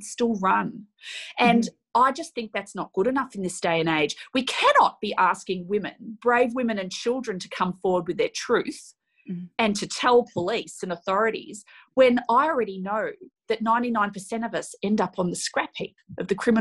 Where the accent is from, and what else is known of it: Australia